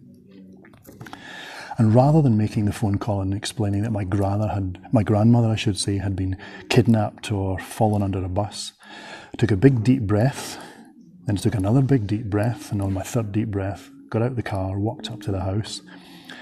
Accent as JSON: {"language": "English", "town": "Glasgow", "region": "Scotland", "country": "United Kingdom", "said": "I'm from sunny Glasgow in Scotland."}